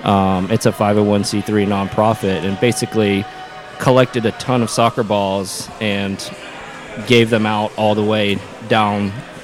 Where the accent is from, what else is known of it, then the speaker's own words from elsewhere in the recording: Gainesville, Florida, United States; I grew up in Gainesville.